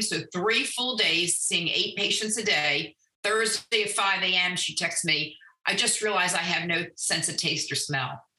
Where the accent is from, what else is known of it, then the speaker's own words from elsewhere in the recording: Annapolis, Maryland, United States; now in Owings Mills, United States; I grew up in Annapolis